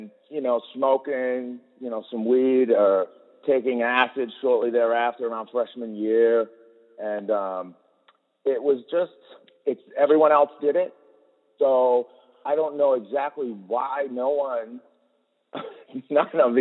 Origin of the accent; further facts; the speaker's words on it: Boston, Massachusetts, United States; moved away as an adult; now in Oregon, United States; I'm from Boston. I grew up in Boston